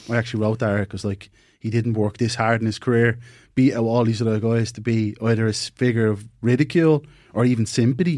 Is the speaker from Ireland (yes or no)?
yes; Ireland; we're Irish